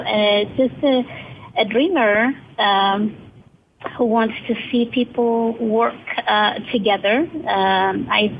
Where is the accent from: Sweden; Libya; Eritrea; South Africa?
Eritrea; now in Silicon Valley, United States; I am from Eritrea. I came to the United States